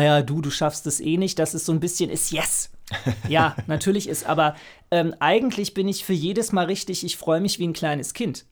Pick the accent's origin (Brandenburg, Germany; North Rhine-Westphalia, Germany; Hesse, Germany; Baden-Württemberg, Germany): Hesse, Germany; Frankfurt; moved away as an adult; now in Berlin, Germany; Ich bin eigentlich aus Frankfurt, habe dort erst Soziologie studiert